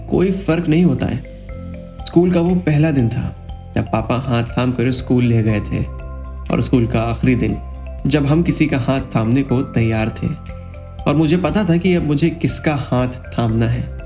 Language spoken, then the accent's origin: Hindi; Kanpur, Uttar Pradesh, India; हमारे शहर कानपुर